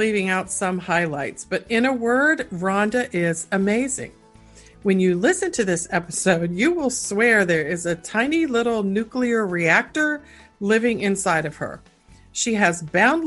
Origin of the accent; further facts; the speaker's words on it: Washington, District of Columbia, United States; I grew up in Washington, D.C.